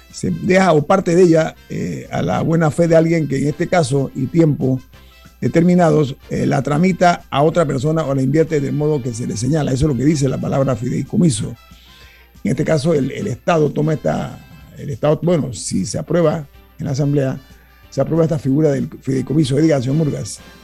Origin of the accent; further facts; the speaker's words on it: Panama; como panameño